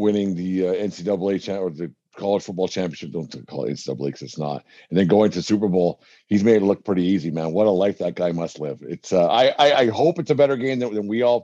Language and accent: English; Canada; I'm white kid from Canada